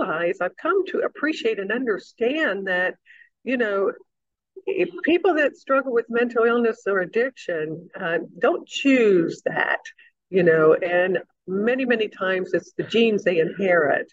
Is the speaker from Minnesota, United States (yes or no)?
no; Evansville, Indiana, United States; growing up in Southwest Indiana, agriculture was part of everyday conversation, particularly for those of us who live in the county outside of the city of Evansville